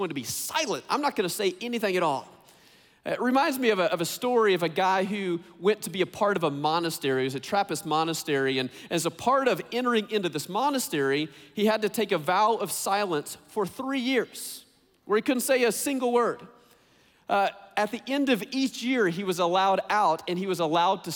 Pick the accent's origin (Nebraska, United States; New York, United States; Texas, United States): Texas, United States; I grew up in Texas